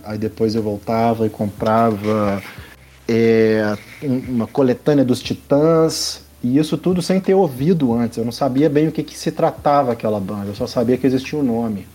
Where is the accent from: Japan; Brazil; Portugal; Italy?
Brazil; Belo Horizonte, Minas Gerais; also born or lived in Juiz de Fora; Eu cresci na Concórdia aqui em Belo Horizonte